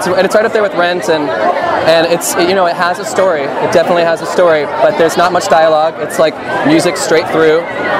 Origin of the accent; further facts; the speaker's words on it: California, United States; moved away as an adult; now in New York, United States; I live in New York right now, but I'm from California, so I've done some theater out here. Been living in New York for like 4.5 years